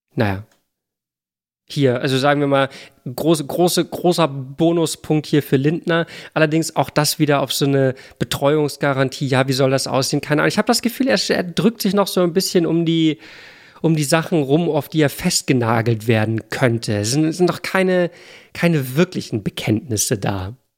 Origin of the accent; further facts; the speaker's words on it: Hamburg, Germany; Ich komme aus Hamburg.